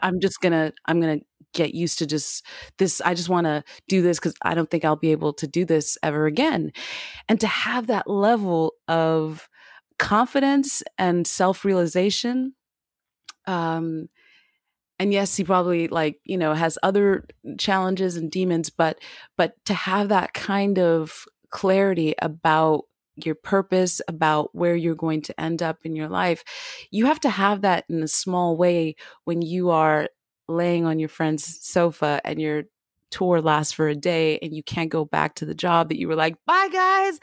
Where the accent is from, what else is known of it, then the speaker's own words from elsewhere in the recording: United States; now in Paris, France; I'm an American, uh, Black American girl that that lives in Paris